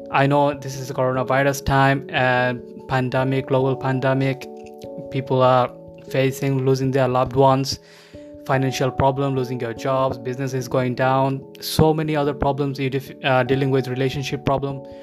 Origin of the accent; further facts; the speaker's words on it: Bangladesh; moved away as an adult; now in United Kingdom; I'm originally from Bangladesh. I immigrated to UK back in 2010. Since then, I'm living in the UK.